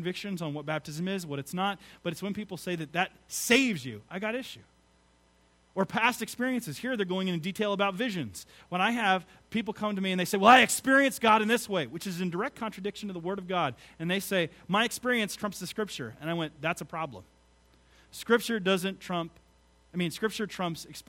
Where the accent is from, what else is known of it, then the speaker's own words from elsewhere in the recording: United States; I am not an American Christian. I'm a Christian American